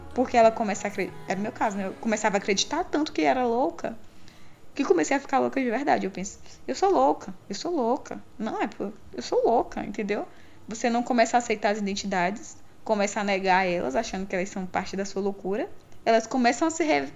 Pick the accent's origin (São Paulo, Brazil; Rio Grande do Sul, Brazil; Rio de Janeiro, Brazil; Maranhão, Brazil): Maranhão, Brazil; interior of; now in Teresina, Brazil; morando em, em cidade grande, Teresina, Piauí, porque eu sou do interior do Maranhão